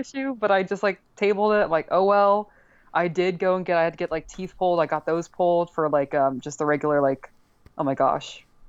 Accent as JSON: {"language": "English", "region": "Northeast", "country": "United States", "also_born_or_lived": "Texas", "moved": "yes", "said": "I'm from the Northeast"}